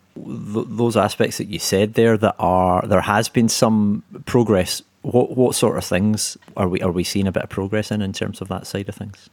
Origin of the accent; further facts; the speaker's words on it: Scotland, United Kingdom; now in London, United Kingdom; a fellow Scot